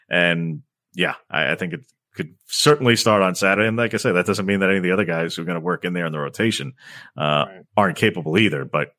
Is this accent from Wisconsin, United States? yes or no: no; Long Island, New York, United States; I'm from Long Island. I can say that.